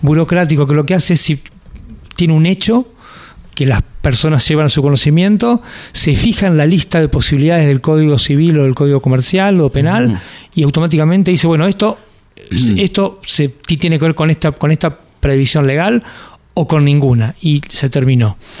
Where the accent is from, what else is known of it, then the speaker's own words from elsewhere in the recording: Argentina; somos los argentinos